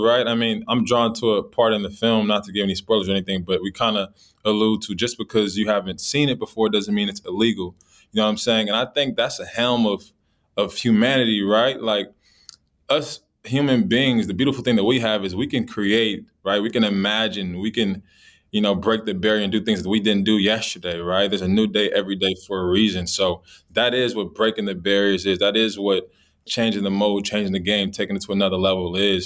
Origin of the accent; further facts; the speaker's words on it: Los Angeles, California, United States; I grew up in Los Angeles, California.